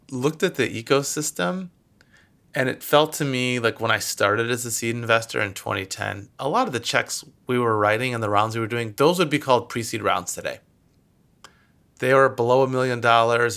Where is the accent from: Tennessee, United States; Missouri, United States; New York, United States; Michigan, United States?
Michigan, United States; moved away as an adult; now in California, United States; I'm originally from Michigan and moved out here to California for school